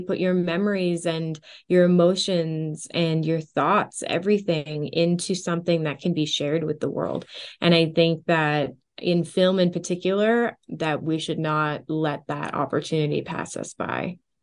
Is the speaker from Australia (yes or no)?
no; Canada; also born or lived in Orange County, United States; my dream studio here, uh, in my hometown